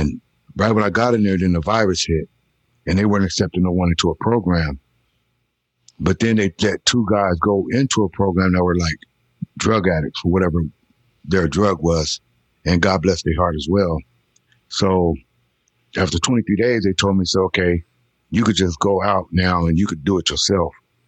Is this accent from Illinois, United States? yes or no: no; California, United States; also born or lived in Missouri; now in North Carolina, United States; And in California, I was born in Central Missouri, but I came from California.